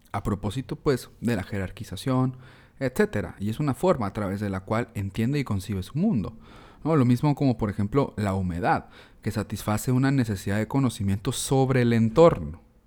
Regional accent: Mexico; reflexionándonos como mexicanos, eh, reflexionando nuestra identidad

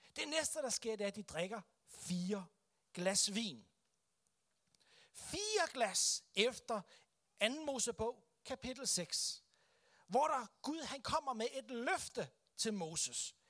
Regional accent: Denmark; for os som kristne, som danskere

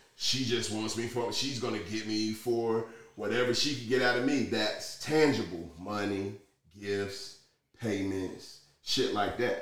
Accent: United States; we as American people

